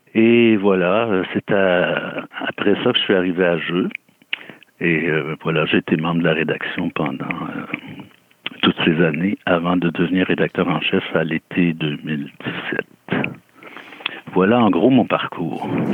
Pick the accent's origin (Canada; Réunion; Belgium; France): Canada; Rimouski, Quebec; je suis originaire de Rimouski